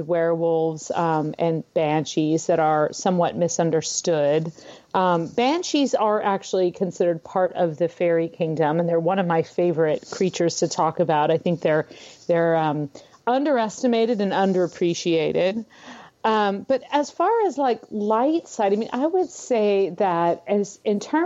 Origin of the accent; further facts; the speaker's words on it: San Francisco Bay Area, California, United States; moved away as an adult; now in Minnesota, United States; I'm originally from California, so I've spent most of my life in the San Francisco Bay Area.